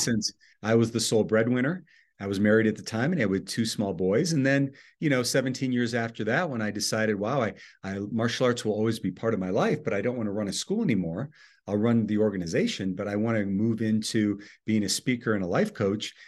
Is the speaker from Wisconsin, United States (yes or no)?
yes; Oconomowoc, Wisconsin, United States; I was born in a little town in southeast Wisconsin, uh, 30 miles west of Milwaukee, called Oconomowoc, Wisconsin